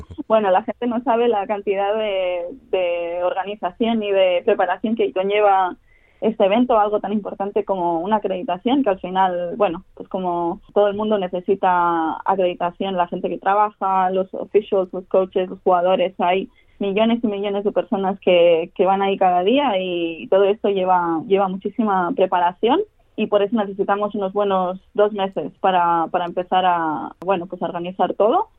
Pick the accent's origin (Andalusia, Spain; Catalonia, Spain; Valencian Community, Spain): Catalonia, Spain; Barcelona; moved away as an adult; now in Australia; empecé a, jugar a tenis de pequeñita, tenía cuatro años, empecé en Barcelona